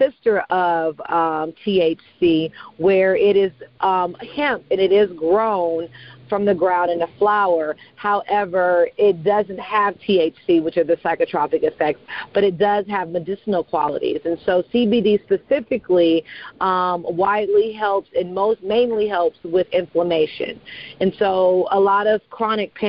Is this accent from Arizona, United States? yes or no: no; California, United States; I'm from California